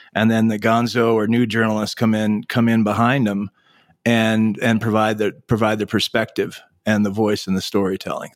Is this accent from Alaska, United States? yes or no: yes; Anchorage, Alaska, United States; My family moved to Anchorage, Alaska when I was seven years old, uh, nineteen seventy-eight. And so, growing up in Anchorage in the late seventies and eighties